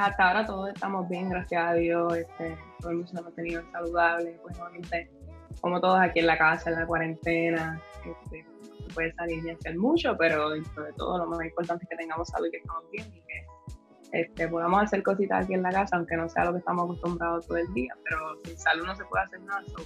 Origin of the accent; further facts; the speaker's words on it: Carolina, Puerto Rico; yo soy acá de Carolina